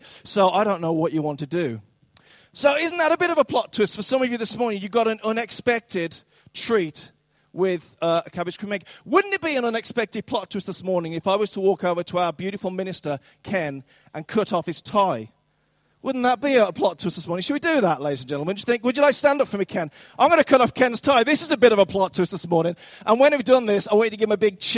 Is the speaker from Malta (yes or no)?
no; Dudley, West Midlands, United Kingdom; moved away; I'm actually from Dudley, which was recently voted the country's worst town.